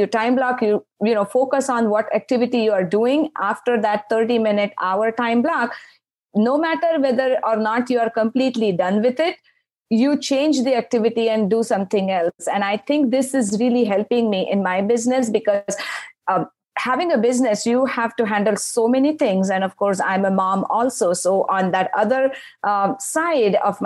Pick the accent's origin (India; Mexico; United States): India; moved away; I grew up in India.